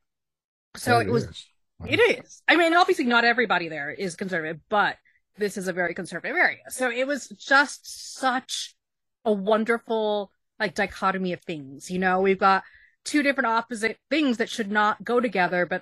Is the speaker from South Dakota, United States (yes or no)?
no; Texas, United States; moved away as an adult; also born or lived in New York; me at 18 when I moved from Texas to New York